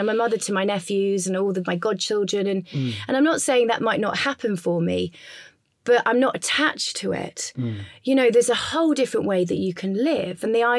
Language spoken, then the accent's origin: English; England, United Kingdom; You know, I'm English. My business is there. My family's there. My nephews are there.